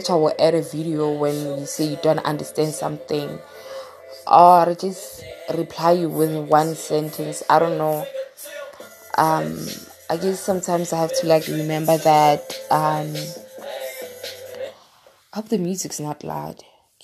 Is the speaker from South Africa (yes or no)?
yes; South Africa; from South Africa